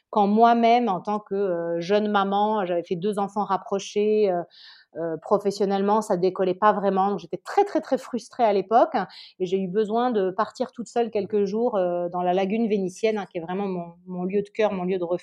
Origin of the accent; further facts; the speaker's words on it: Nice, Provence-Alpes-Côte d'Azur, France; also born or lived in Normandy / Paris; now in Italy; À la base, moi, j'ai grandi dans le. Je suis normande, mais j'ai grandi dans le sud de la France, à Nice. Ouais. J'ai fini mes études à Paris, j'ai commencé à travailler à Paris, et puis je suis arrivée après.